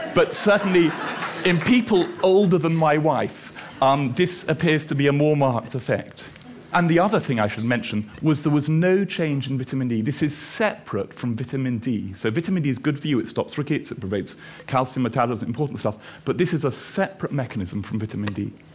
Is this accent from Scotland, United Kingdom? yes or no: yes; Edinburgh, Scotland, United Kingdom; also born or lived in Australia / Aberdeen; I'm from Edinburgh.